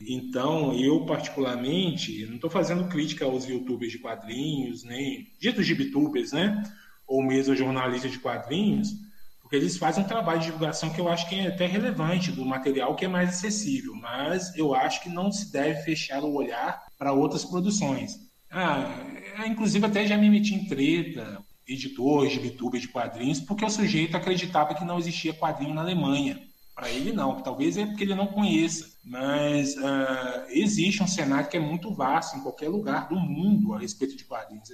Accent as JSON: {"language": "Portuguese", "town": "Belo Horizonte", "region": "Minas Gerais", "country": "Brazil", "tie": "born or raised there", "said": "eu sou de uma família muito humilde de Belo Horizonte"}